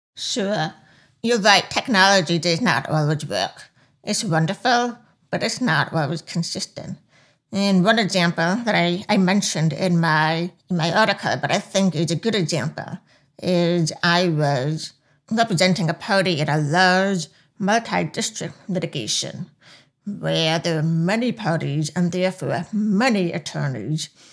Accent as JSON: {"language": "English", "area": "Long Island", "region": "New York", "country": "United States", "tie": "born or raised there", "accent": "deaf accent", "moved": "yes", "lives_now": "Washington, D.C., United States", "said": "I grew up in Long Island, New York"}